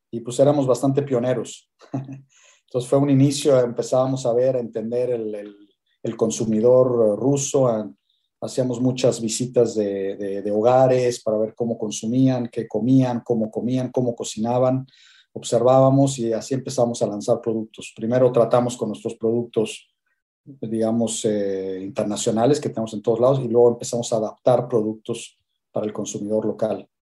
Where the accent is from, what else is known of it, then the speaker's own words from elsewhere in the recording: Mexico; moved away; also born or lived in Switzerland; Hace 25 años salí de México. En el 97 me fui, me fui de México.